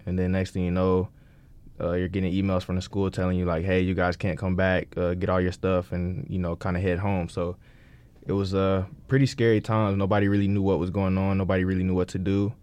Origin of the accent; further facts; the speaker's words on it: Greenville, North Carolina, United States; we grew up in Greenville, so that's where ECU is